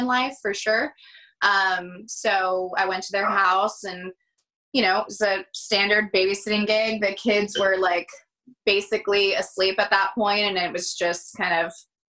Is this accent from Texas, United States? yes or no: yes; Houston, Texas, United States; moved away as an adult; now in New York City, United States; I grew up in Houston, Texas